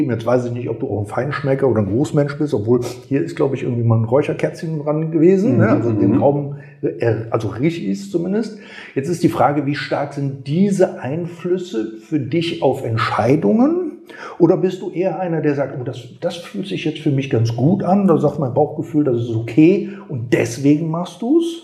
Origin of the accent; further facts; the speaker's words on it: Gummersbach, North Rhine-Westphalia, Germany; ich komme ursprünglich aus Gummersbach und da hatten wir einen Masseur gehabt, der war blind.